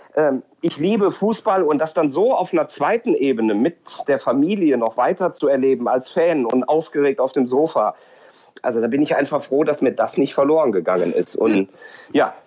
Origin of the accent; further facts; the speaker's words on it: Cologne, North Rhine-Westphalia, Germany; ich eben Kölner bin